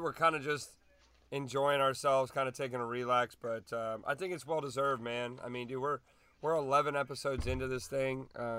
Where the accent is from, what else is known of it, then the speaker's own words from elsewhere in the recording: United States; we as Americans